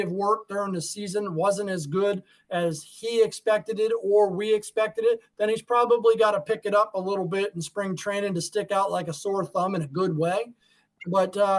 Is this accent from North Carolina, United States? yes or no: no; Arizona, United States; when I grew up out in Arizona